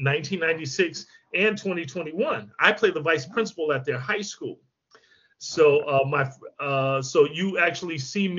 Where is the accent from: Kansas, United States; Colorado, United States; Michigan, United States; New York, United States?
Michigan, United States; I grew up in Michigan